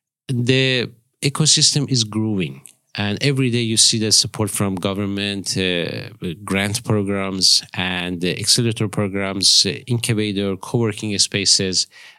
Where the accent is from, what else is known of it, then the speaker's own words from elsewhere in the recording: northeast Iran, Iran; born there; English is a second language; moved away as an adult; also born or lived in Tehran; Actually, I was born in Iran.